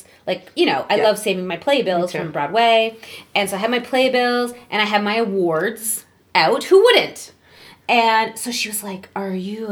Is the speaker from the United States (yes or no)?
no; Canada; my home country.